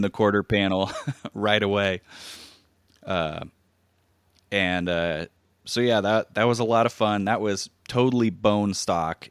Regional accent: Hawaii, United States; moved away; growing up in Hawaii, which makes camping pretty easy to access. Uh, I lived on the Big Island

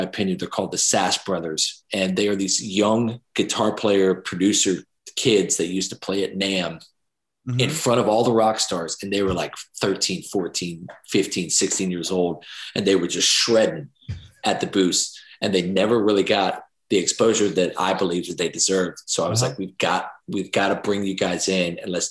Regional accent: Jacksonville, United States; it all ties back to Jacksonville, my hometown

